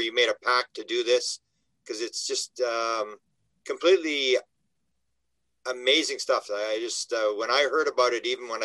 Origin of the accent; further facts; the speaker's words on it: Canada; I'm from Canada